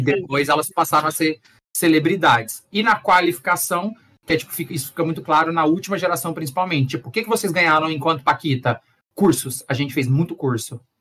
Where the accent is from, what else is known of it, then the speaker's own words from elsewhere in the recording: Goiás, Brazil; eu que sou de Goiás